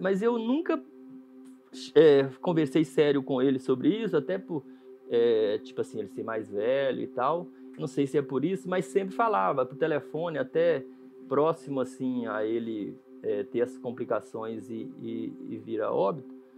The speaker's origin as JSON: {"language": "Portuguese", "town": "Jequeri", "region": "Minas Gerais", "country": "Brazil", "tie": "born or raised there", "said": "Jiquiri, Minas Gerais. Uma cidadezinha bem no interior mesmo, lá da. A cidade mais próxima, assim, conhecida é Ponte Nova"}